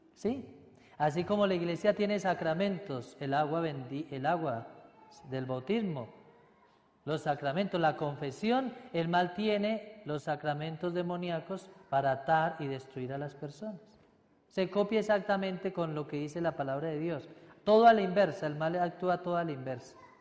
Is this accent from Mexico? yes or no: no; Paisa, Antioquia, Colombia; soy paisa y hablo mucho